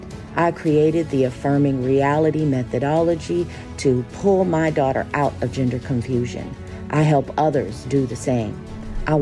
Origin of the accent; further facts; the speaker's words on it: Houston, Texas, United States; And I want to start in my hometown of Houston, Texas.